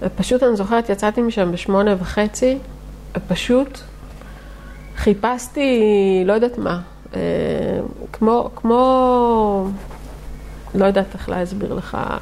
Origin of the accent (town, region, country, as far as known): Netanya, Central District, Israel